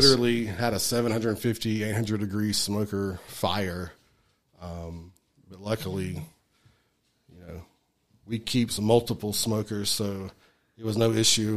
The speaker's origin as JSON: {"language": "English", "area": "Alamance County", "region": "North Carolina", "country": "United States", "said": "I'm from Alamance County"}